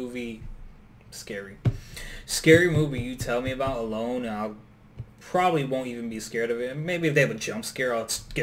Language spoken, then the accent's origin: English; Newark, New Jersey, United States; I grew up in Newark, New Jersey